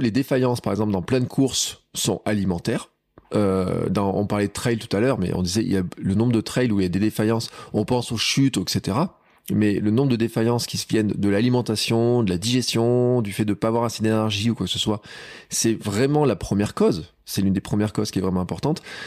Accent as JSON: {"language": "French", "region": "Auvergne", "country": "France", "said": "chez nous en Auvergne"}